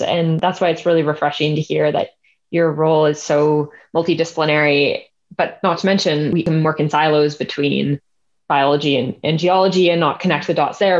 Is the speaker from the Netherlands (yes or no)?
no; Canada; as a Canadian